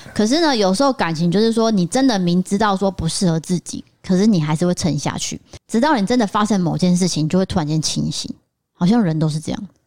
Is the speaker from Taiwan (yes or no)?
yes; northern Taiwan, Taiwan; also born or lived in Tainan; 我是台南出生的，不过我都是在北部长大